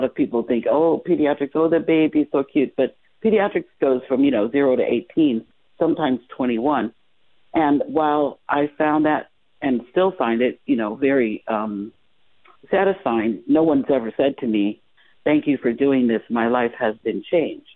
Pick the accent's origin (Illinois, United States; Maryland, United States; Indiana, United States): Illinois, United States; Chicago; moved away as an adult; now in Las Vegas, United States; I'm originally from Chicago, so I've been here in Las Vegas practicing for I've been here for 21 years now